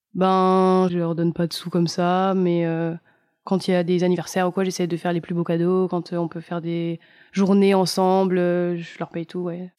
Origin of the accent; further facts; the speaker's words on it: Nice, Provence-Alpes-Côte d'Azur, France; J'ai grandi à Nice.